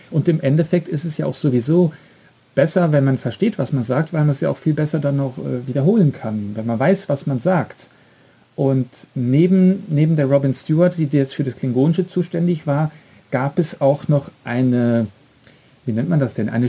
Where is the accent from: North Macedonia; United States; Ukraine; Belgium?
Belgium; Ich komme ja jetzt aus Belgien und dort sind fast eigentlich alle Serien, alle Kinofilme immer im Originalton mit Untertiteln.